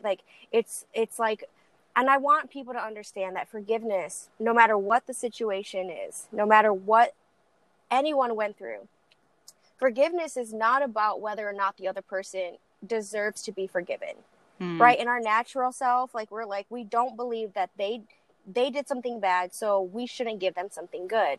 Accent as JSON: {"language": "English", "town": "Lansing", "region": "Michigan", "country": "United States", "tie": "born or raised there", "also_born_or_lived": "Texas", "said": "I was born in Texas, raised in Lansing, Michigan"}